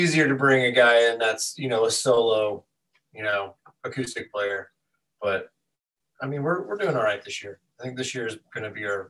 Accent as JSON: {"language": "English", "town": "Front Royal", "region": "Virginia", "country": "United States", "tie": "born or raised there", "said": "I'm from Front Royal"}